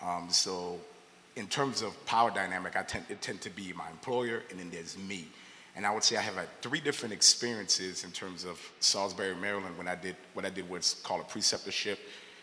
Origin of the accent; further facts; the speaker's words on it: Haiti; So I had mentioned before I'm from Haiti